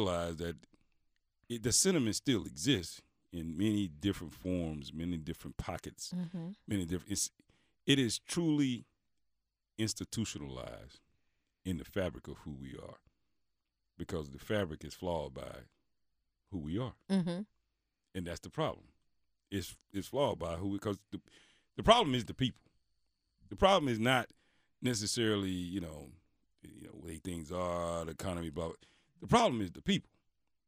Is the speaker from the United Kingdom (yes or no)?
no; Mississippi, United States; growing up in Mississippi and being from Mississippi